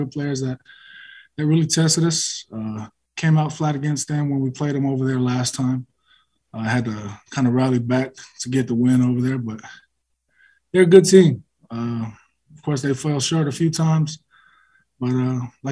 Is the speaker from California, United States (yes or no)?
yes; Bay Area, California, United States; moved away; I'm from the Bay Area